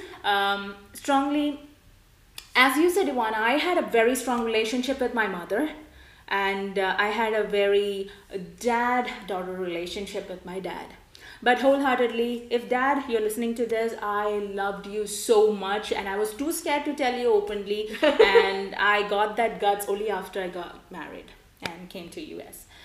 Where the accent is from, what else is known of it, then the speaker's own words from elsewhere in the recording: India; now in United States; my childhood being an Indian